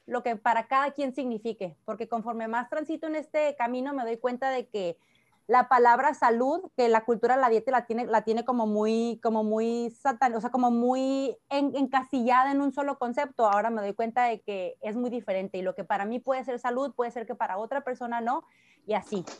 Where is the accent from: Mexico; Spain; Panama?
Mexico; Sonora; now in Tijuana, Mexico; Soy sonorense de nacimiento